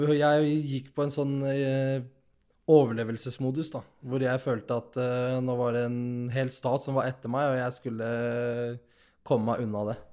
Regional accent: Nador, Oriental, Morocco; now in Norway; Nador, der jeg er fra

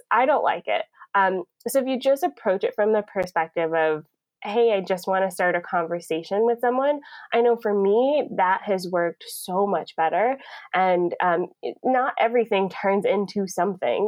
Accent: Atlanta, Georgia, United States; now in Niagara Falls, Canada; I'm originally from Atlanta

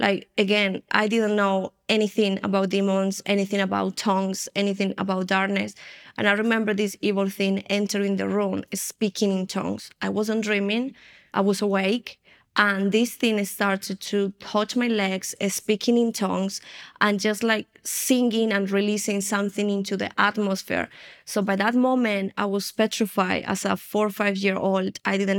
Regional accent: Colombia; born there; I was born here in Colombia, and my family, my grandmother, my mom, my great-grandmother, as far as we know, all of us, we were involved in the occultism.

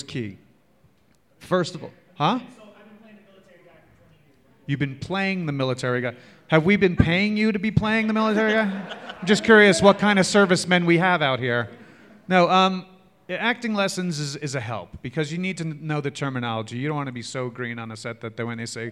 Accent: New York, United States; I'm a New Yorker

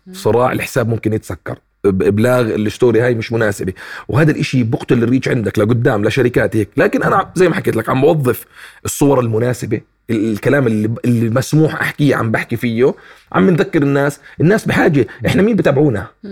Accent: Palestine; also born or lived in Jordan; انا ابن فلسطين

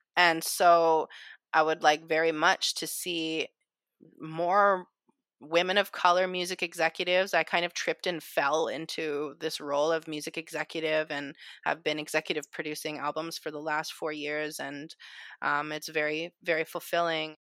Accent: Calgary, Alberta, Canada; now in Vancouver, Canada; originally I am from Calgary, Alberta as well, Treaty Seven territory

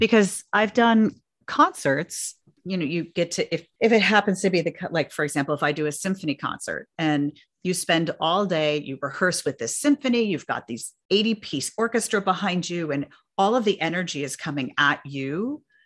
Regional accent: New York City, New York, United States; I grew up in New York City

